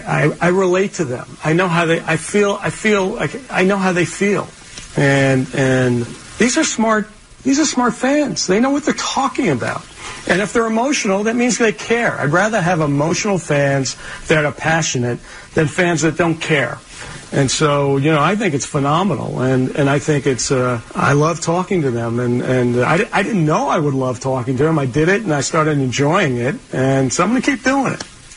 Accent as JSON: {"language": "English", "area": "Long Island", "region": "New York", "country": "United States", "tie": "born or raised there", "said": "I grew up in Long Island"}